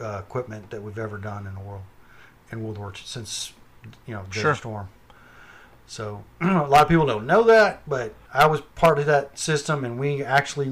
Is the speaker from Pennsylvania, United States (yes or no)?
no; Texas, United States; also born or lived in Massachusetts; I was born in Massachusetts and grew up in Texas. I was raised here in Texas.